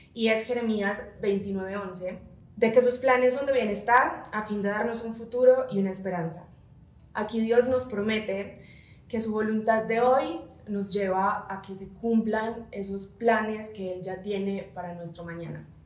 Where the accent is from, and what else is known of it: Colombia; moved away as an adult; now in Mexico City, Mexico